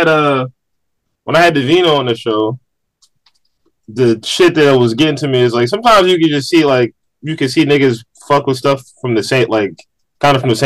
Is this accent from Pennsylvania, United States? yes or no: yes; Philadelphia, Pennsylvania, United States; growing up in Philly